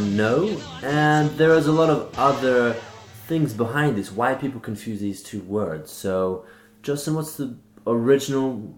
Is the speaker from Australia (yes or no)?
yes; Australia; I'm Australian, born and bred in Australia.